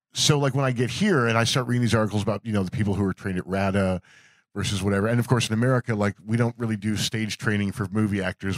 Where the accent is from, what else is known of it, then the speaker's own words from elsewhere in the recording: United States; moved away as an adult; now in United Kingdom; as an American